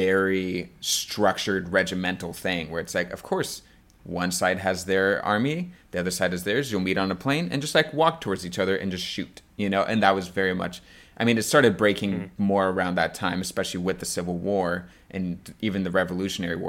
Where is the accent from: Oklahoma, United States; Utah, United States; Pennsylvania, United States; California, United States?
California, United States; moved away; also born or lived in Arkansas; I did live in Arkansas for a long time growing up in California